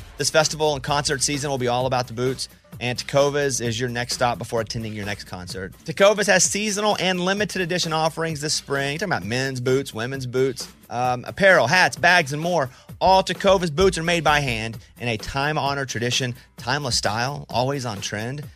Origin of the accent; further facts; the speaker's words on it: Mountain Pine, Arkansas, United States; I grew up in Mountain Pine, Arkansas, population seven hundred